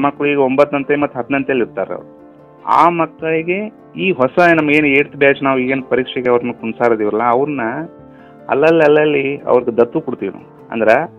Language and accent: Kannada; Nerli, Karnataka, India; ನಾನು ಮೂಲತಃ ಬೆಳಗಾವಿ ಜಿಲ್ಲೆ ಹುಕ್ಕೇರಿ ತಾಲೂಕಿನ ನೇರ್ಲಿ ಗ್ರಾಮದವನು